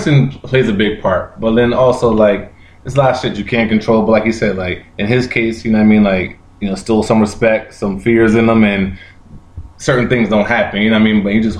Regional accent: Pennsauken, New Jersey, United States; also born or lived in Camden, New Jersey; We grew up in Pensauken and Camden, very close to Camden.

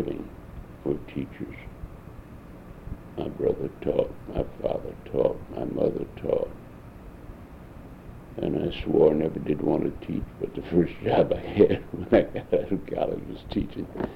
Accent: St. Louis, Missouri, United States; I lived here all up until that time. Of course, as I said, I was born here

